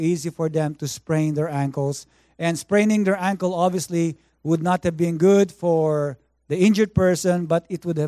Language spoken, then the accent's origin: English; Philippines; now in Vancouver, Canada; I grew up in the Philippines